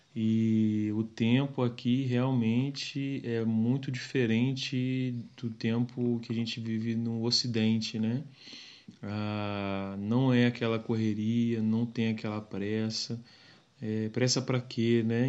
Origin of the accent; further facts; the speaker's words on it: Macaé, Rio de Janeiro, Brazil; moved away as an adult; now in Mozambique; a gente é do Rio, né? Macaé, região dos lagos